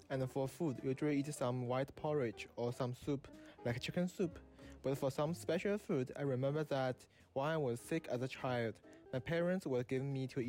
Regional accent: China; now in Davis, United States; I major in mechanical engineering, and I come from China.

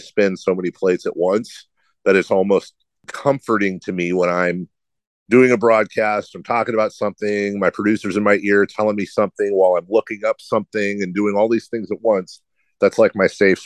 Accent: Carmichael, California, United States; work at the radio station in my hometown

